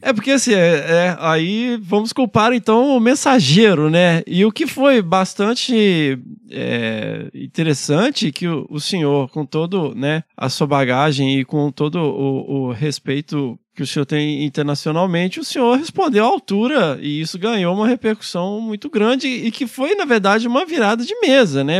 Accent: Carangola, Minas Gerais, Brazil; accent: mineiro; now in São Paulo, Brazil; Eu sou, sou de Carangola, Minas Gerais

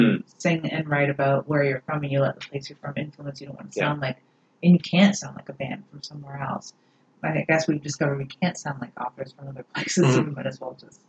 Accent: Canada

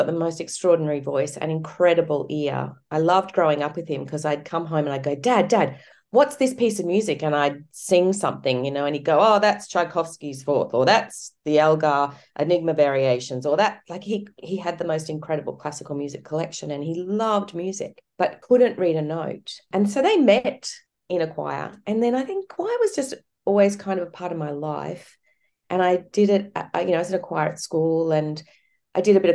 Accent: Cairns, Queensland, Australia; I grew up in Cairns

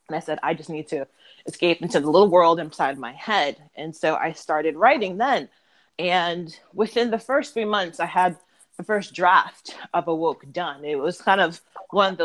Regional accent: Massachusetts, United States; moved away as an adult; now in New York, United States

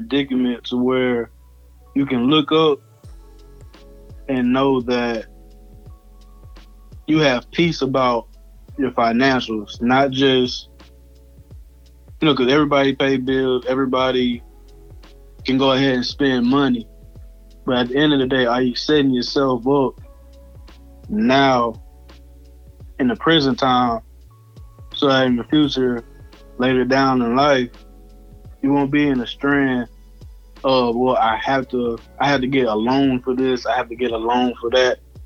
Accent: Houston, Texas, United States; moved away as an adult; now in Mississippi, United States; I'm originally from Houston, Texas. Moved down here in Mississippi to go to school

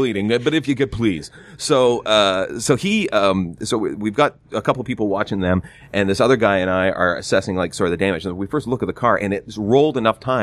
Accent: Gananoque, Ontario, Canada; moved away; I'm from Gananoque

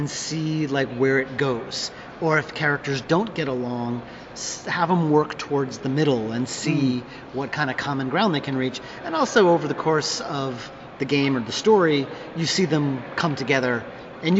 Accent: New York, United States; also born or lived in Boston; I'm from New York

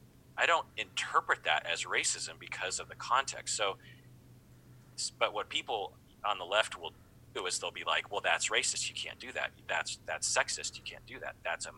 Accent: United States; And so to imply repeatedly from people that I'm not American, it just hurts my feelings.

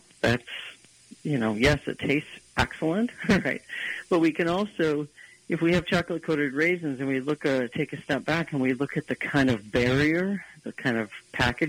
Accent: Detroit, Michigan, United States; growing up in the Detroit metro area

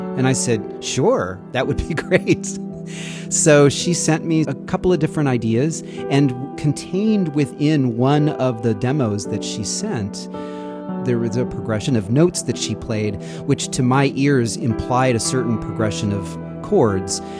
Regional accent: Sacramento, California, United States; growing up in Sacramento, there's the Sacramento River and the American River. So I spent much of my youth riding my bike or hiking or whatever around the American River.

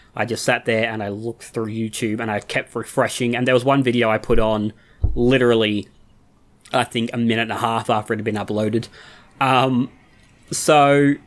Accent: Australia; as an Australian

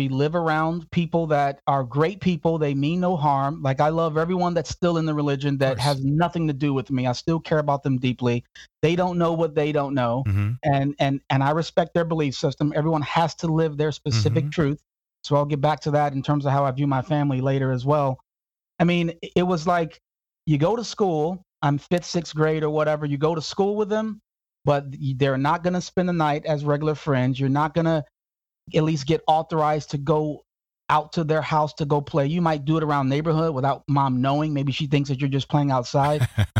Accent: Houston, Texas, United States; also born or lived in Chicago / Phoenix; I was born in the South Side of Chicago. In my early years, maybe 3 or 4, my parents divorced and we moved to Houston. Houston for about 2 years, I think it was. And then from Houston to the other extreme, the dry extreme of Phoenix, Arizona

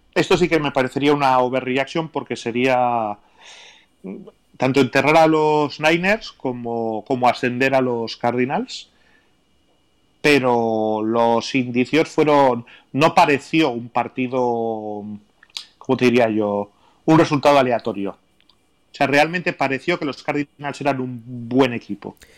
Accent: Basque Country, Spain; soy vasco

